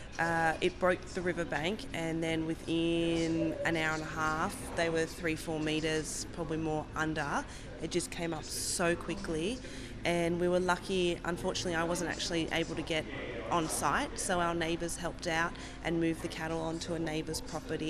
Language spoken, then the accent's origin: English; Hawkesbury region, New South Wales, Australia; I grew up in the Hawkesbury region